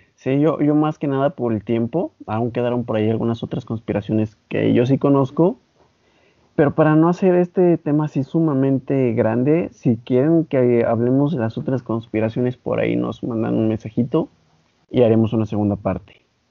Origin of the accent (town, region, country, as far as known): Mexico